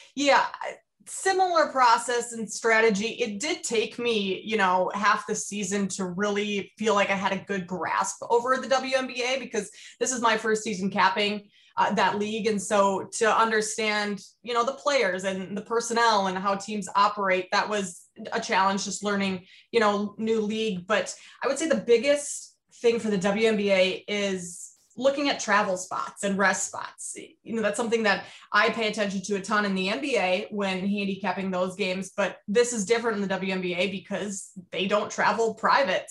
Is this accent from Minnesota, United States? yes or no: yes; Minnesota, United States; also born or lived in Iowa; I grew up in Minnesota